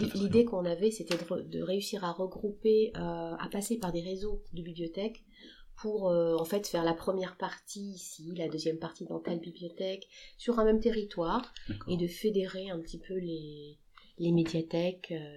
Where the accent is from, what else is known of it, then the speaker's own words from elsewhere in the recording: Le Mans, Pays de la Loire, France; on est du Mans